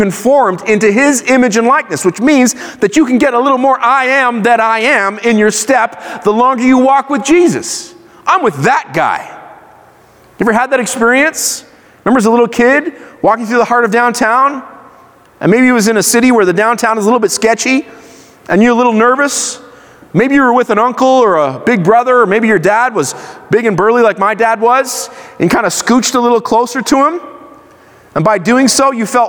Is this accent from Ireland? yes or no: no; Israel; I grew up in Israel. I went to Hebrew school